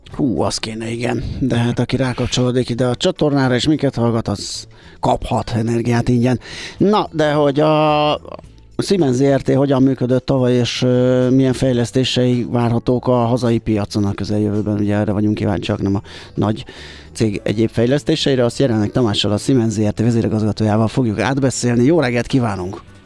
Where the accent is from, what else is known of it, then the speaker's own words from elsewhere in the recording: Budapest, Hungary; én belvárosi gyerekként ott nőttem fel a hatodik kerületbe a, a nagykörút, kiskörút között a Király utcába